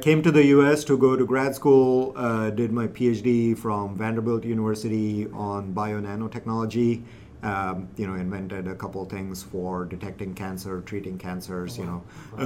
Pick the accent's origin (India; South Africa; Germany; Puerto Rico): India; moved away; I'm originally from India, grew up in a big city